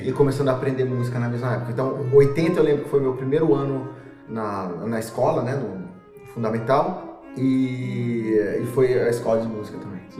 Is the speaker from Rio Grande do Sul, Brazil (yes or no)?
no; Rio das Pedras, São Paulo, Brazil; also born or lived in Piracicaba; now in Ribeirão Preto, Brazil; E eh, pequeno, eu mudei para Rio das Pedras, que é uma cidade pertinho de Piracicaba e eu cresci lá